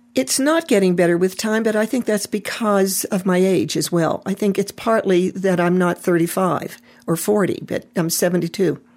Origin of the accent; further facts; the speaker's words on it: Pittsburgh, Pennsylvania, United States; I was raised in Pittsburgh, you know, maybe a mile and a half from the mills